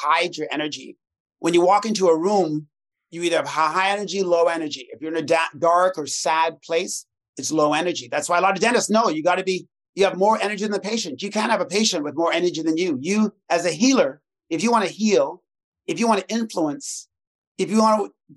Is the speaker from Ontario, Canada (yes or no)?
yes; Toronto, Ontario, Canada; I'm from Toronto